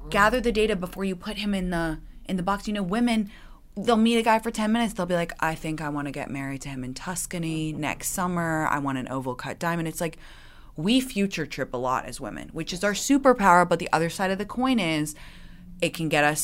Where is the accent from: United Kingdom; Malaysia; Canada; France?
United Kingdom; England; moved away as an adult; I well, I grew up in England, and Brits have an incredible sense of dry, oh. sarcastic